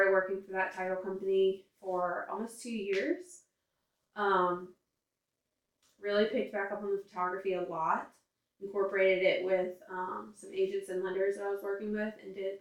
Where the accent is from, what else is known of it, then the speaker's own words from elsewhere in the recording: Baton Rouge, Louisiana, United States; also born or lived in Central, Louisiana; I grew up in Central and Baton Rouge.